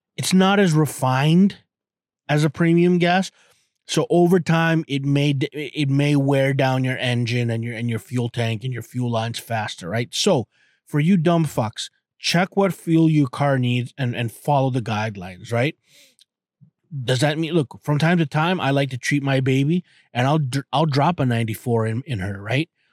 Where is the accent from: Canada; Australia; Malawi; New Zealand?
Canada; I'm a Canadian